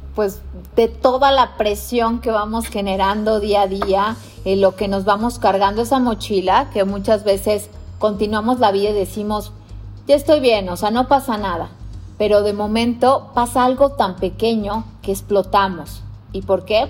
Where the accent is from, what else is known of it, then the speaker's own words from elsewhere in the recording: Mexico; como mexicano